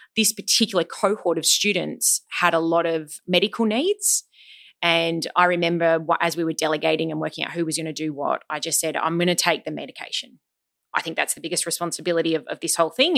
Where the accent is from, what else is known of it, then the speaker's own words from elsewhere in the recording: Sydney, New South Wales, Australia; also born or lived in Melbourne; I was born in Sydney, but we actually moved to Melbourne for four years for my dad's work. And we moved back to Sydney in term four of year two.